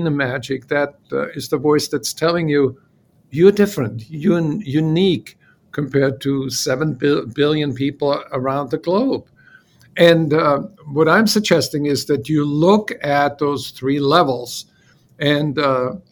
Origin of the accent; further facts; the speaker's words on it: Salzburg, Austria; English is a second language; moved away as an adult; also born or lived in Paris, France; now in United States; When I moved away from Austria